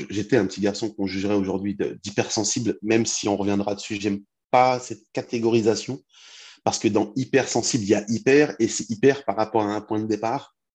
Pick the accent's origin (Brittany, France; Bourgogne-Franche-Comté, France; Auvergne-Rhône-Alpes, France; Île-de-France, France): Île-de-France, France; now in Rouen, France; je viens d'Île-de-France, mais j'habite à Rouen.